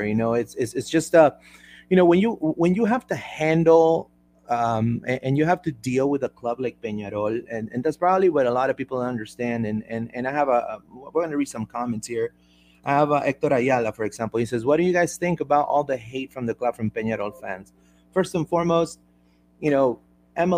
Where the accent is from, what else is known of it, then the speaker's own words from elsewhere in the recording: Peru; I'm from Peru